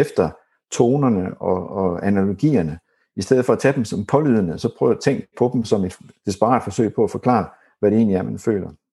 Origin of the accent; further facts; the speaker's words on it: Horsens, Central Denmark Region, Denmark; moved away; jeg kommer fra Horsens, da, da jeg boede i Horsens